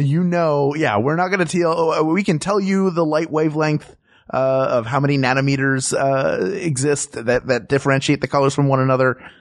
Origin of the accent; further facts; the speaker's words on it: Philadelphia, Pennsylvania, United States; moved away; Philadelphia, my hometown